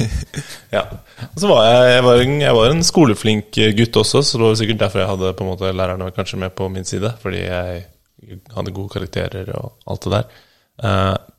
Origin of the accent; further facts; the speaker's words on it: Bærum, Akershus, Norway; Jeg vokste opp i Bærum